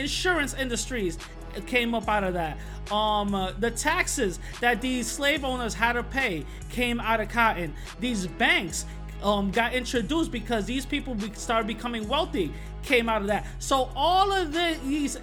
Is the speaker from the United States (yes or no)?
yes; New York City, New York, United States; I'm from the Bronx, born and raised from the South Bronx